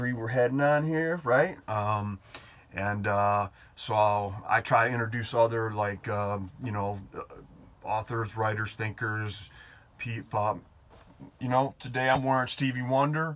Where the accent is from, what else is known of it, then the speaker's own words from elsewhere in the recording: Detroit, Michigan, United States; that's my hometown here